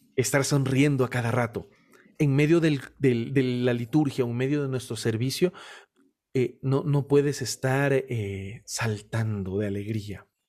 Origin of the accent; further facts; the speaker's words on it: Guayaquil, Guayas, Ecuador; now in Cuenca, Ecuador; Yo soy de Guayaquil. Vivo en una ciudad llamada Cuenca